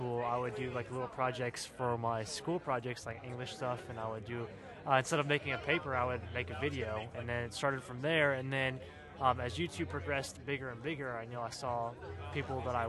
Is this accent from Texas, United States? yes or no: no; Mississippi, United States; I'm from Mississippi